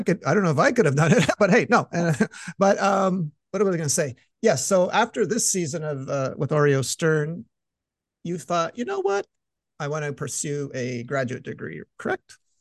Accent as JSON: {"language": "English", "town": "Montreal", "region": "Quebec", "country": "Canada", "said": "I'm from Montreal"}